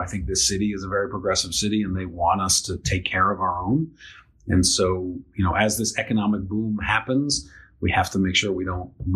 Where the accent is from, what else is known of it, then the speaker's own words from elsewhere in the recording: New York City, New York, United States; now in Portland, United States; I grew up in New York City